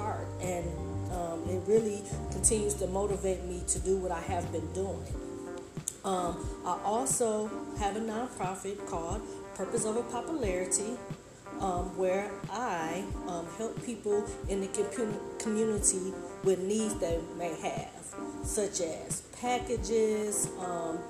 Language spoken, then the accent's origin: English; Detroit, Michigan, United States; moved away as an adult; also born or lived in Ohio / Huntsville, Alabama; I am from Detroit, Michigan, a city girl who's moving down to Alabama to the south